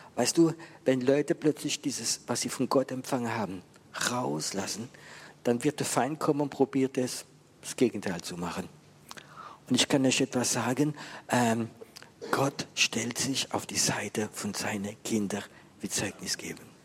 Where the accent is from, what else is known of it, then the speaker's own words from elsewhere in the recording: Germany; bei uns in Deutschland